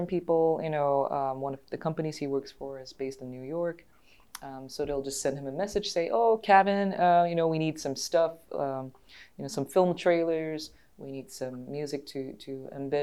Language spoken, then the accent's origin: English; Singapore; moved away as an adult; also born or lived in Boston, United States; now in Los Angeles, United States; I grew up in Singapore until I was about 23, and then I moved to the US